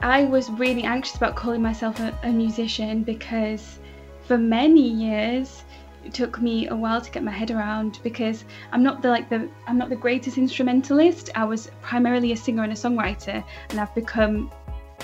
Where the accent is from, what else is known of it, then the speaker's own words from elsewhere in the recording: Manchester, North West England, United Kingdom; So I was born in Manchester, a different part of the north of England. I grew up with me, my mum, my sister.